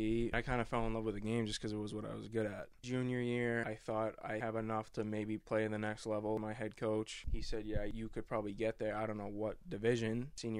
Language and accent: English; Avon, United States; I'm from Avon.